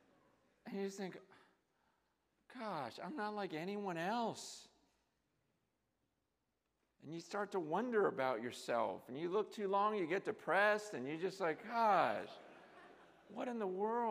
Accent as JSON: {"language": "English", "country": "United States", "tie": "born or raised there", "said": "growing up in the American culture"}